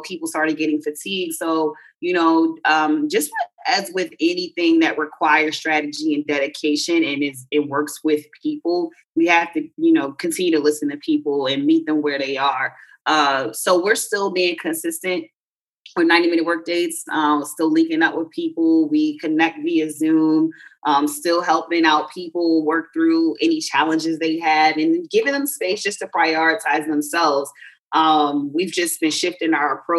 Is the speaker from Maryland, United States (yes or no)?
yes; Baltimore, Maryland, United States; I'm from Baltimore